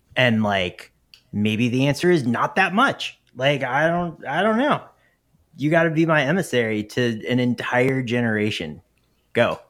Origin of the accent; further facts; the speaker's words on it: the South, United States; I grew up in the South